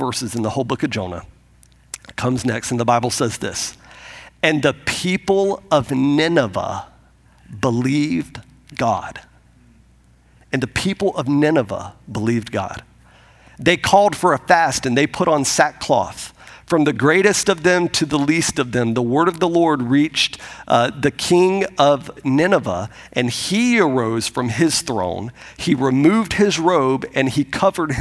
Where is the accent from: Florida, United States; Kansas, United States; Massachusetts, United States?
Florida, United States; Pensacola; moved away; I grew up outside of Pensacola, Florida, and my wife did as well, and I grew up there